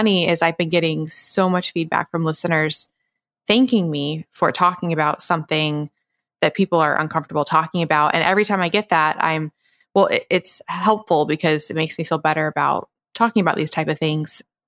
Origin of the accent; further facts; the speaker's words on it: the South, United States; growing up in the South, girls, we didn't go to gynecologists.